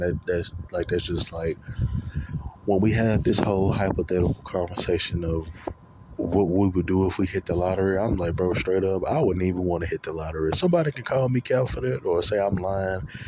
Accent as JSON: {"language": "English", "region": "Louisiana", "country": "United States", "moved": "as an adult", "lives_now": "Texas, United States", "said": "I'm originally from Louisiana. I currently live in Texas. I left. Uh, I left March of 2018."}